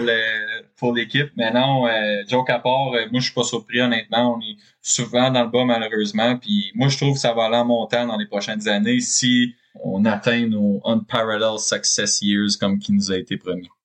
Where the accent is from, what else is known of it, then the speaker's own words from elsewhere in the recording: Canada; je suis Canadien